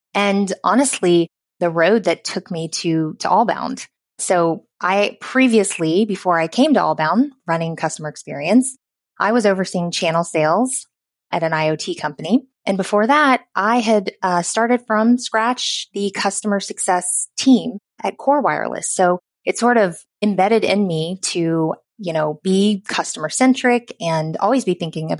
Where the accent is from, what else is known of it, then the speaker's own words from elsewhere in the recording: the South, United States; accent: Southern; I worked really hard not to have my Southern accent.